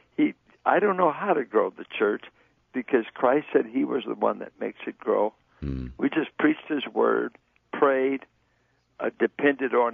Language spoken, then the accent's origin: English; Richmond, California, United States; I grew up in Richmond.